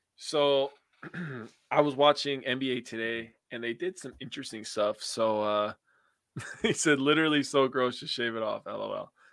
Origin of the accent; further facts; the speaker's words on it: United States; I'm from America